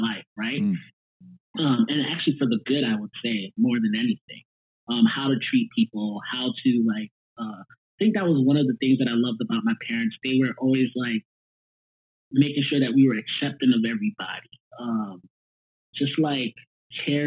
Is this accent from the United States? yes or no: yes; New York City, New York, United States; moved away as an adult; also born or lived in Nashville; now in Bay Area, United States; I'm born and raised in Brooklyn.